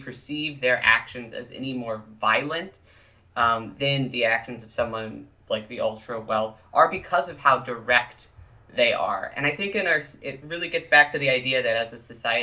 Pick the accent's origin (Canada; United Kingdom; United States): United States; East Texas; I grew up in East Texas